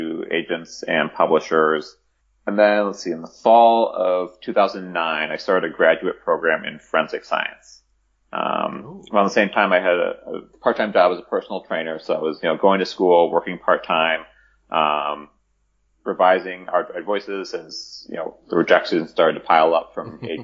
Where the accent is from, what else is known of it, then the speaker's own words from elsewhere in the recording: Chicago, Illinois, United States; my hometown of Chicago